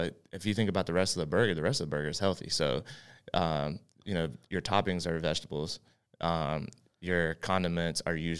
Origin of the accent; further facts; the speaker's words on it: West Virginia, United States; now in Charlotte, United States; From West Virginia originally.